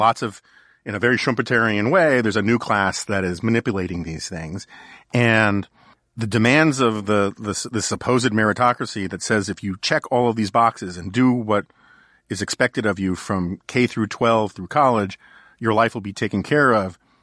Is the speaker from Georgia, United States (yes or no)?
no; New York City, New York, United States; I grew up in New York City in the nineteen seventies.